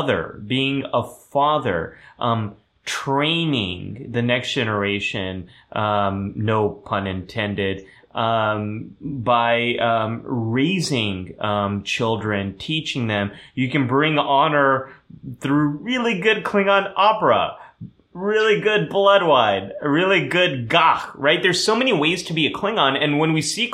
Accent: California, United States; first language German; English is a second language; I am a Californian

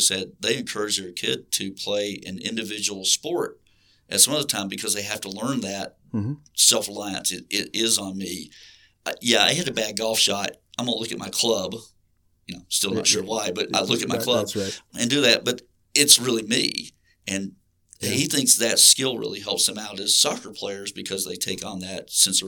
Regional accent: an hour away from Atlanta, Georgia, United States; moved away as an adult; I grew up in the South. Not exactly a hockey hotbed. In fact, I grew up an hour away from a city that's lost two NHL franchise

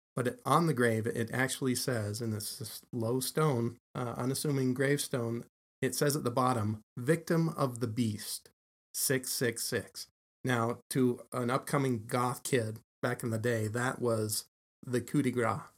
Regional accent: Salt Lake City, Utah, United States; I'm a townie. um, lived here all my life

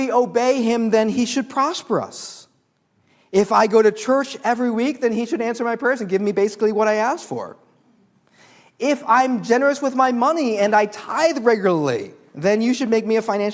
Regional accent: Chicago, Illinois, United States; I was raised in Chicago

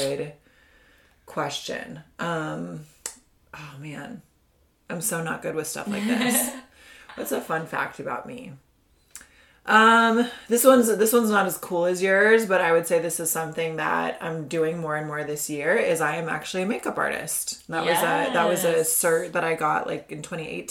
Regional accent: Indiana, United States; moved away; I'm from Indiana. I've moved around a bit, but that's where I mostly did my growing up years, my schooling and all that.

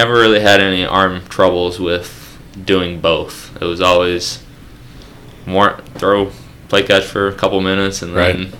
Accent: New York, United States; I grew up in Frisburg, New York. I also went to high school there.

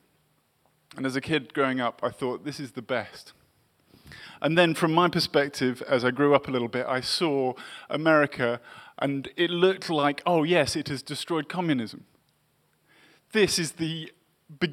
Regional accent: England, United Kingdom; also born or lived in Massachusetts; I grew up in England in the 1980s

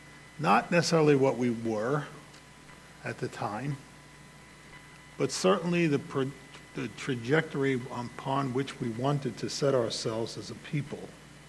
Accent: United States; as an American

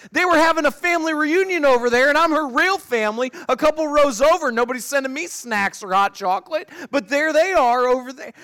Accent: Northeast Ohio, United States; moved away; I grew up in Northeast Ohio.

